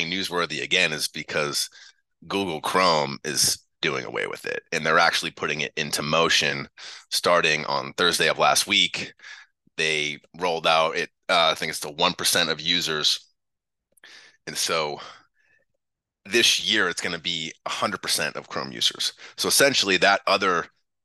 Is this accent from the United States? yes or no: yes; Haverhill, Massachusetts, United States; also born or lived in New Hampshire; now in California, United States; I grew up in Haverhill, not a nice town.